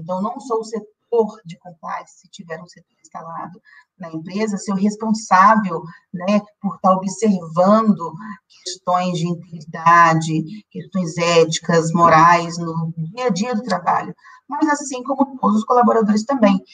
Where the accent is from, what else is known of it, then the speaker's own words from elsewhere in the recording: Brazil; Nós que somos brasileiros